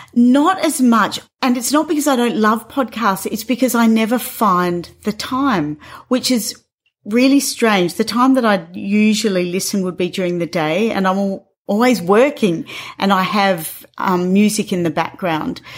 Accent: Northern Territory, Australia; I grew up here in Central Australia.

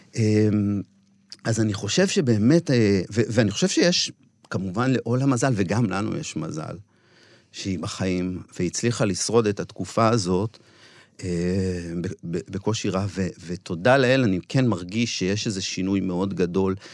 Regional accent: Shilat, Central District, Israel; בן המושב, גדלתי שם

